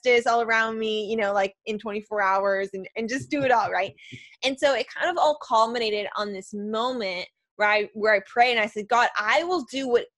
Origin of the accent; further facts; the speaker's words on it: Chicago, Illinois, United States; I'm a Chicagoan.